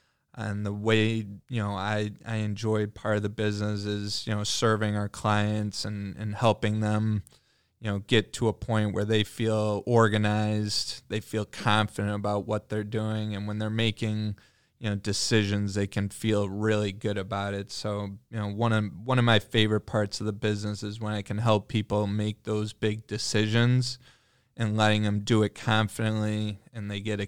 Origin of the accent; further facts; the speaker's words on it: New Hampshire, United States; born there; now in Michigan, United States; For me personally, I've lived in a few different places than just Michigan. I was born in New Hampshire.